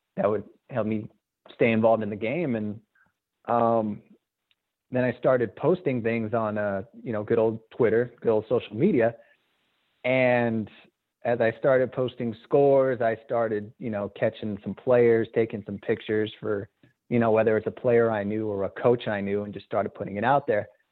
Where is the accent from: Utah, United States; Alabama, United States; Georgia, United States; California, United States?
California, United States; Azusa; growing up in Azusa with my Azusa roots